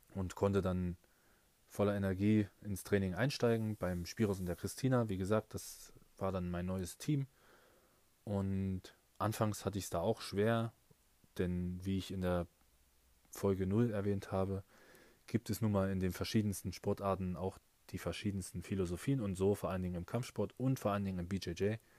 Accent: Nebra, Saxony-Anhalt, Germany; in meiner Heimatstadt in Nepra in, in Sachsen-Anhalt

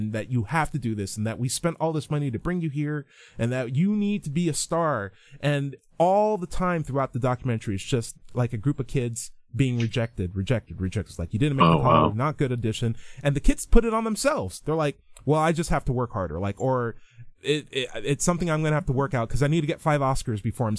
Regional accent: California, United States; I'm a Californian by heart because that's where I went to high school. We had a military family, but that's where I went to high school. So I consider myself Californian.

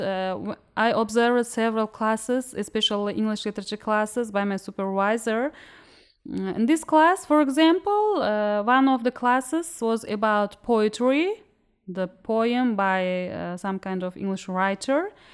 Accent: Uzbekistan; I'm a student from Uzbekistan

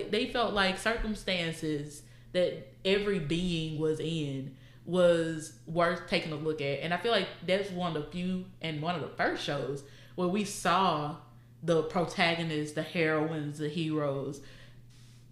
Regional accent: the South, United States; we're both from the South

